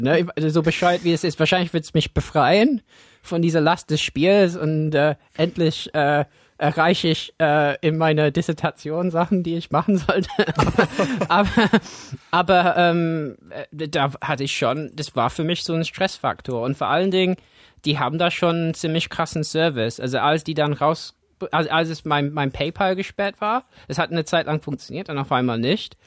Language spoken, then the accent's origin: German; England, United Kingdom; German is a second language; now in Germany; für mich als Engländer in Deutschland